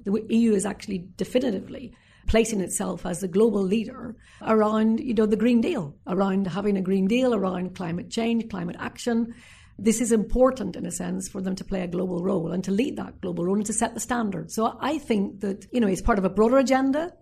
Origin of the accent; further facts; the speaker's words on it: Northern Ireland, United Kingdom; my time as a young girl growing up in Northern Ireland